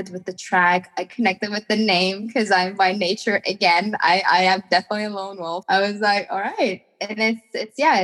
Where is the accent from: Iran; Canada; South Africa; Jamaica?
Iran; I'm from Iran